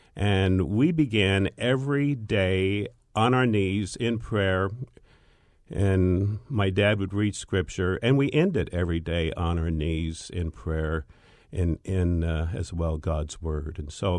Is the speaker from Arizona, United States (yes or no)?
yes; Peoria, Arizona, United States; Actually, I was born here in the Valley. And back in the old days, I was raised on a cotton farm out in the West Valley, which is Peoria and Glendale